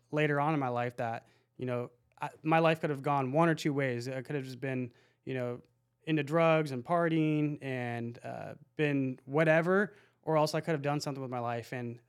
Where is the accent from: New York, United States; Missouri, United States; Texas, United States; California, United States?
California, United States; Lake Forest; So I grew up in Lake Forest.